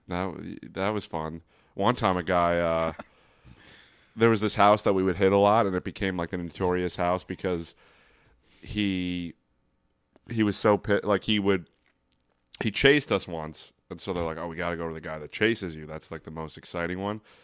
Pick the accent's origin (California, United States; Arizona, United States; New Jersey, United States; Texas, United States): New Jersey, United States; Brick; I'm from Brick, New Jersey